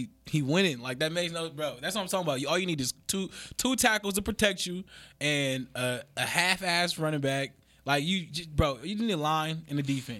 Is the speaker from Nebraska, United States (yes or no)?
no; Oakland, California, United States; I'm from Oakland.